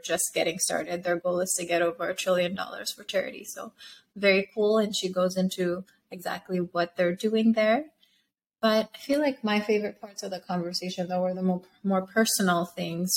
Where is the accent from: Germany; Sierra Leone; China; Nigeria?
Sierra Leone; moved away; I grew up in Sierra Leone.